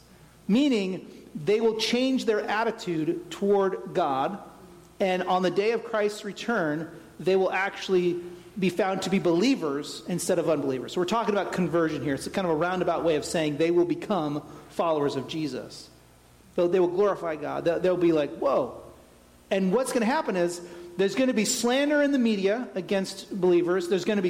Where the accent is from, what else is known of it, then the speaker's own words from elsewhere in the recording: Tennessee, United States; born there; That's my homeland. I was born in Tennessee. I'm going back.